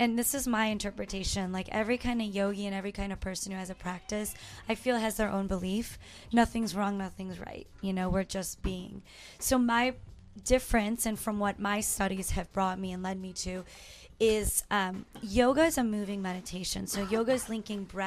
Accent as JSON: {"language": "English", "town": "Chicago", "region": "Illinois", "country": "United States", "tie": "born or raised there", "also_born_or_lived": "Harwood Heights, Illinois", "moved": "yes", "lives_now": "Phoenix, United States", "said": "I was born in Chicago, Harwood Heights, and then we moved to the suburbs when I was in third grade"}